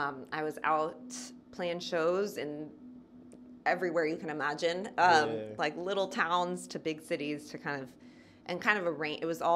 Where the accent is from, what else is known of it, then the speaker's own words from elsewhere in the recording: Seal Beach, California, United States; moved away as an adult; also born or lived in San Francisco Bay Area, California; now in Nashville, United States; Well, I'm from California originally. I'm from a little town called Seal Beach, which is right next to Long Beach, so Southern California. I went to school in Northern California, so... near San Francisco